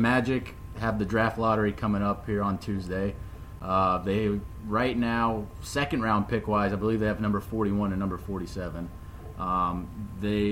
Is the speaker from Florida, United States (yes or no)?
yes; Orlando, Florida, United States; So you and I are born and raised in Orlando